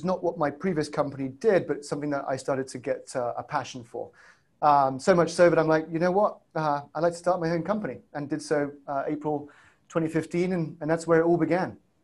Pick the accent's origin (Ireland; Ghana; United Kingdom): United Kingdom; England; accent: south side of Chicago, stroke UK; You might tell that my accent is south side of Chicago, stroke UK.